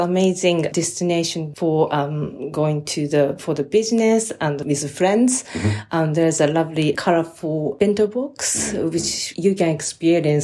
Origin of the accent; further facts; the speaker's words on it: Kagoshima, Japan; now in London, United Kingdom; Yes, I'm from Kyushu, Kagoshima.